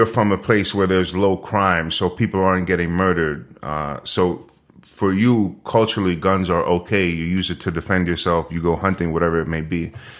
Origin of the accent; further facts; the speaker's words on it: New York, United States; And growing up in New York, the only people who had guns here were the cops or criminals.